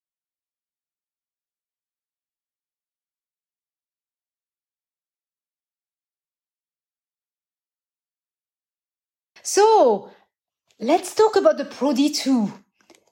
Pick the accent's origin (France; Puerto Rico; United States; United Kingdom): France; Brittany; I'm from Brittany